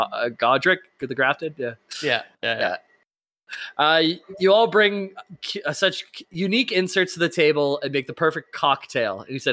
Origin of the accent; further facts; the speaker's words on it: Utah, United States; P.S. I'm from Utah in the USA, and yes, I'm a Mormon, but I bring it up every time I hear y'all bring up Utah.